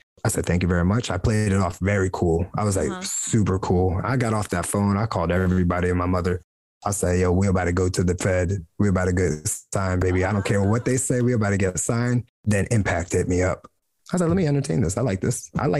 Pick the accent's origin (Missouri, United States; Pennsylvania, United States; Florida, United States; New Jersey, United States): New Jersey, United States; I'm from New Jersey, like, born and raised American. I'm just Puerto Rican in America.